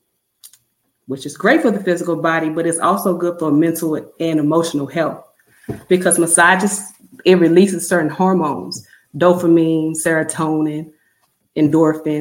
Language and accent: English; Mississippi, United States; moved away as an adult; I'm born and raised in Mississippi